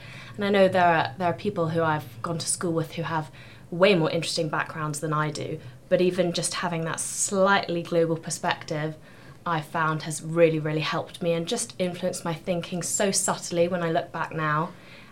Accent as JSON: {"language": "English", "area": "Gloucestershire", "region": "South West England", "country": "United Kingdom", "tie": "born or raised there", "also_born_or_lived": "South Africa", "said": "I've grown up in Gloucestershire, went to school there"}